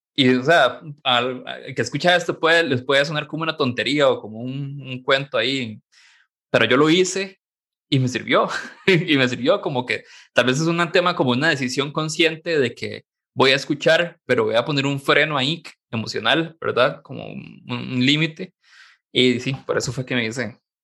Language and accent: Spanish; San Carlos, Alajuela, Costa Rica; moved away as an adult; yo soy de San Carlos en realidad, y me vine para acá a trabajar